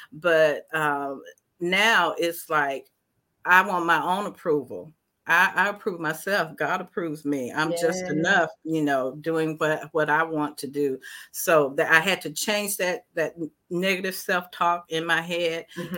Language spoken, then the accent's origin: English; the South, United States; growing up in the South as a Black woman, it has its own challenges.